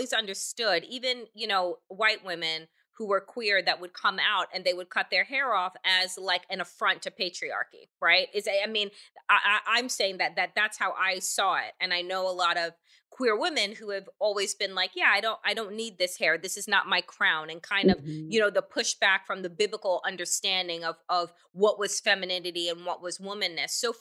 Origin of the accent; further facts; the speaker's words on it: United States; I was born in the United States